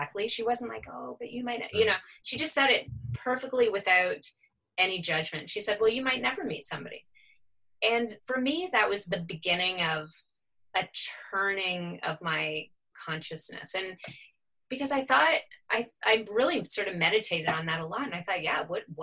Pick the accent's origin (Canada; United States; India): Canada; Toronto, Ontario; moved away as an adult; now in Halifax, Canada; I'm from Toronto originally. I came here to go to art school.